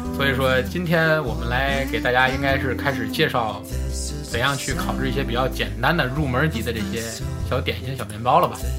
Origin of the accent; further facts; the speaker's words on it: Tianjin, China; 我们天津人过生活比较有年四节儿